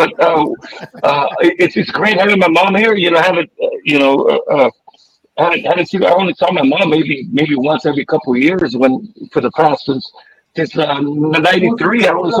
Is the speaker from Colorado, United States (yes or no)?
no; San Jose, California, United States; moved away as an adult; now in Texas, United States; I'm from San Jose, California. That's where I was born and raised. Uh-huh. When I was around 21 years old, I moved to Texas